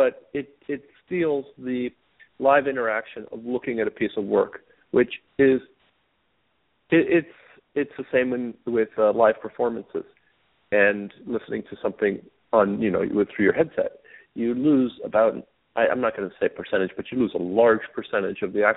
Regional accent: Italy; moved away; I was exposed to art at a very early age because I grew up in Europe, in Italy.

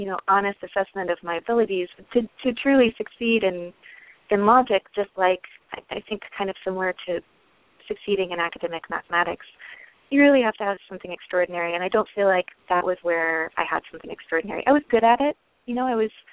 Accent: the South, United States; moved away; I grew up in the South, and in kind of small towns in the South

